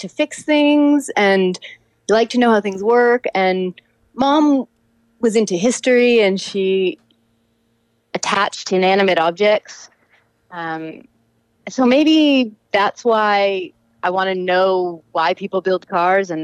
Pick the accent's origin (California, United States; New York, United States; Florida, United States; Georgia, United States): California, United States; Altadena; I grew up in Altadena, California. So that's just north of Pasadena